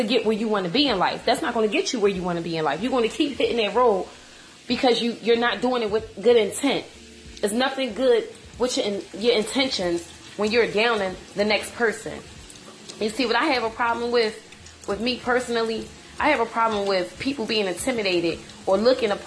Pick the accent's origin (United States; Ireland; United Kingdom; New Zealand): United States; Philadelphia, Pennsylvania; I'm from Philadelphia